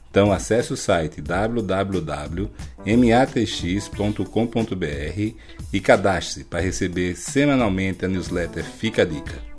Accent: Alagoas, Brazil; Alagoas, de onde eu sou

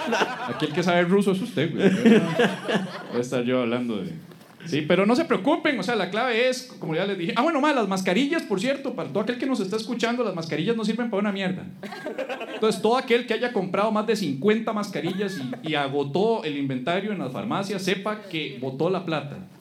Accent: Costa Rica; como buenos ticos

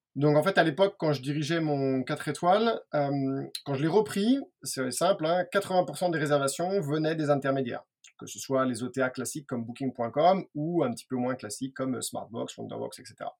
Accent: France; on est français

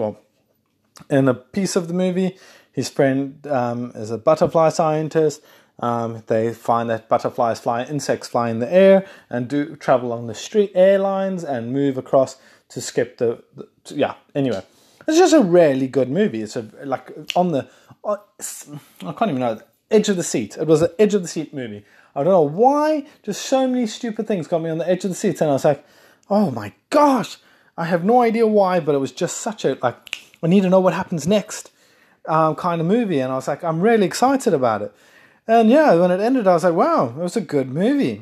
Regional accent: South Africa; And I'm South African. I'm not Australian if anyone's listening thinking you sound Australian. I am South African

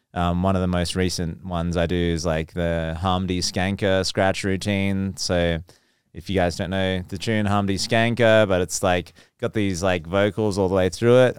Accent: Geraldton, Western Australia, Australia; accent: Aussie; moved away; also born or lived in Perth; I'm from Western Australia, Perth. Um, well, from a smaller town called Geraldton, but Perth is the major city.

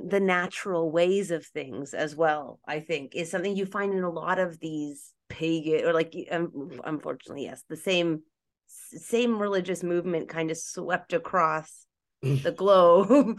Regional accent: Canada; I'm Canadian, so my family wasn't in North America. Like, I'm first generation full Canadian, so my family wasn't really in North America, but I come from Scottish, so like Celts and like the Celtics and then Germans.

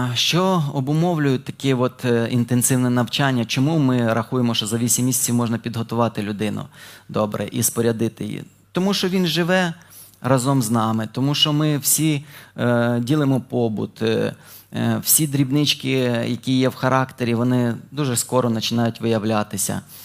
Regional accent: Dnipropetrovsk Oblast, Ukraine; moved away as an adult; now in Ternopil, Ukraine; Я народився на Дніпропетровщині, але служу вже 5 років в Тернополі.

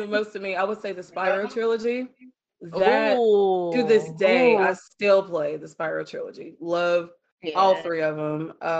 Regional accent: North Carolina, United States; I'm 35 years old. I'm country. I'm from North Carolina.

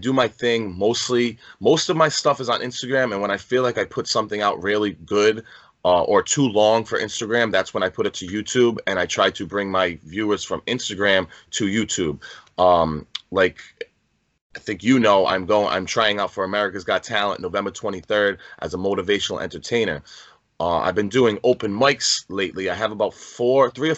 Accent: Rhode Island, United States; I'm from Rhode Island.

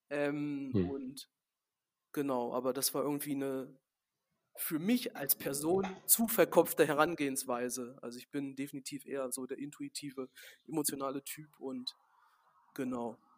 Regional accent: Gladbeck, North Rhine-Westphalia, Germany; dass hier in Gladebeck, da wo wir unseren Betrieb haben, da ist halt das Elternhaus von mir, wo ich aufgewachsen bin und das meiner Großeltern direkt nebeneinander.

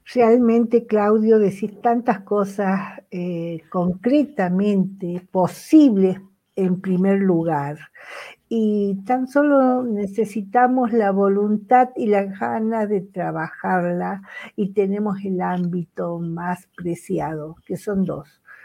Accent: Argentina; como argentina

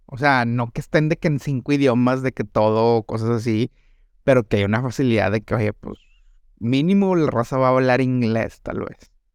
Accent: Monterrey, Nuevo León, Mexico; mis estereotipos regiomontanos

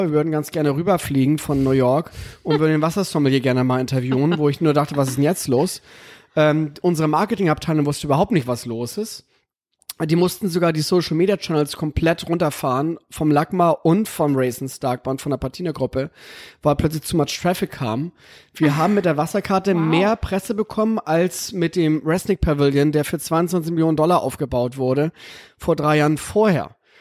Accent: Aventoft, Schleswig-Holstein, Germany; now in Los Angeles, United States; ich komme aus diesem kleinen Dorf direkt an der Nordsee und Ostsee

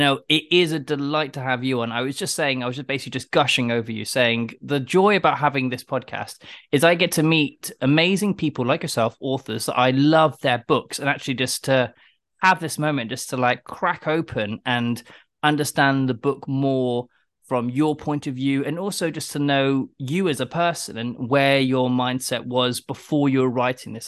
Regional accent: United Kingdom; accent: British; also born or lived in London; my British accent

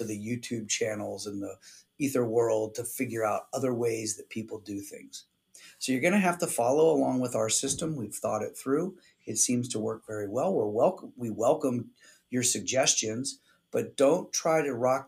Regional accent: Pennsylvania, United States; now in Arizona, United States; I grew up in Pennsylvania, we had great snow in the winter to make snowmen

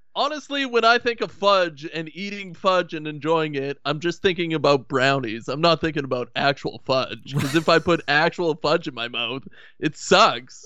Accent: Canada

